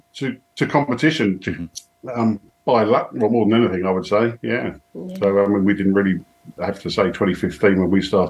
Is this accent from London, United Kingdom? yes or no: no; Royal Tunbridge Wells, South East England, United Kingdom; also born or lived in Heathfield, East Sussex; we're actually originally from Tunbridge Wells, or as we should say, Royal Tunbridge Wells, as it's really known.